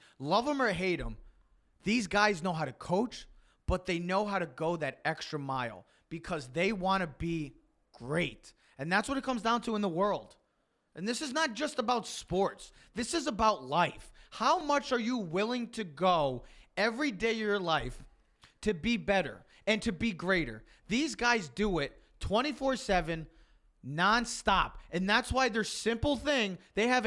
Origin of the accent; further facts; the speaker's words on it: New York area, United States; we are from the New York area